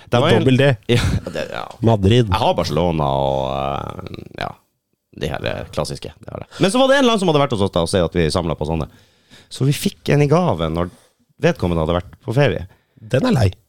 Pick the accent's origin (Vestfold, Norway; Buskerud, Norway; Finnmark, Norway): Finnmark, Norway; Jo, jeg kan relatere, jeg er fra Finnmark.